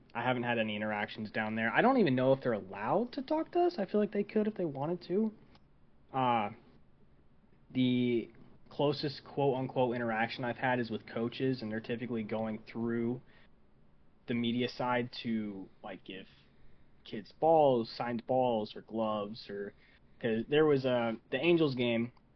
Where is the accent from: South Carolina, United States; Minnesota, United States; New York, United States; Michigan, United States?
Michigan, United States; Saginaw; moved away; I come from a uh, a small town two hours away from Detroit called Saginaw